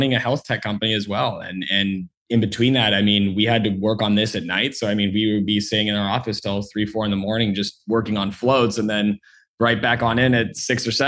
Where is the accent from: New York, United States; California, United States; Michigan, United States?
California, United States; San Diego; born and raised in San Diego, California